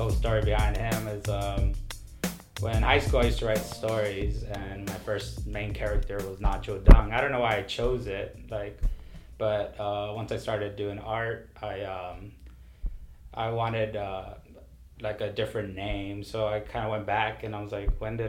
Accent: Washington, United States; also born or lived in San Juan, Texas (Rio Grande Valley); now in Rio Grande Valley, Texas, United States; I was born here in the Valley in San Juan, but I was raised in Washington State

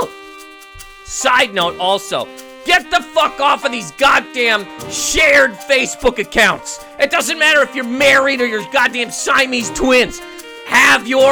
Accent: Halifax, Nova Scotia, Canada; I'm from Halifax, Nova Scotia.

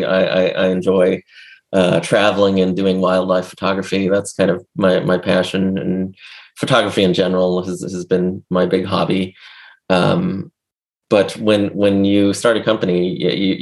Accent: Los Angeles, California, United States; growing up in Los Angeles

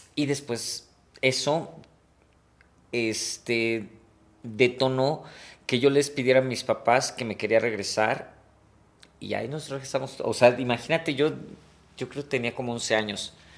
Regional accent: Mexico City, Mexico; Yo nací en la Ciudad de México. Este, pero por trabajo de mi papá algún tiempo nos fuimos a vivir a provincia.

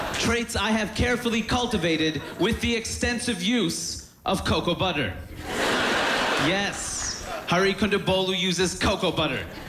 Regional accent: New York City, New York, United States; I'm from Queens, New York

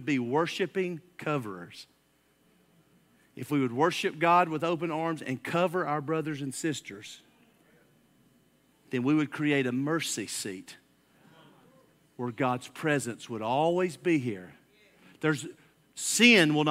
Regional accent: Alabama, United States; I'm from Alabama

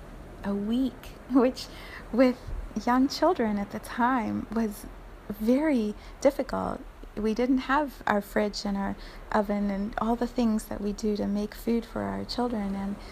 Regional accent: United States; as an American community

